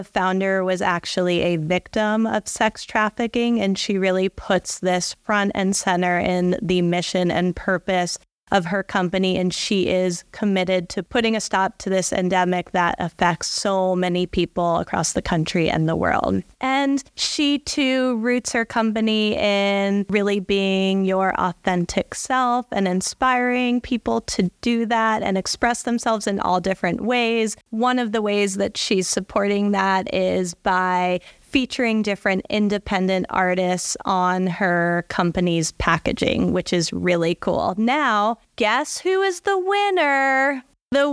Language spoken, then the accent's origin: English; Boulder, Colorado, United States; I'm from Boulder, so I know my hiking clothes